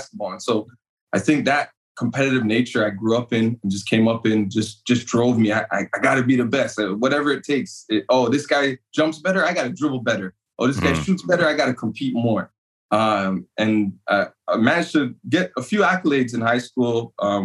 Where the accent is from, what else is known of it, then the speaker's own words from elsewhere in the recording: Toronto, Ontario, Canada; moved away as an adult; now in United States; I grew up in Toronto and Scarborough, born and raised